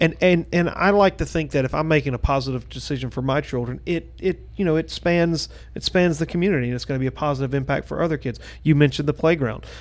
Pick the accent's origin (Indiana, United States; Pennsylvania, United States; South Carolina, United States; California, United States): South Carolina, United States; Gaffney; now in Blythewood, United States; I grew up in Gaffney